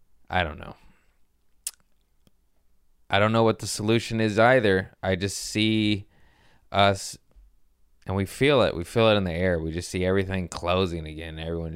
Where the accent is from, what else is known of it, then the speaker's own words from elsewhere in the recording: United States; I'm American.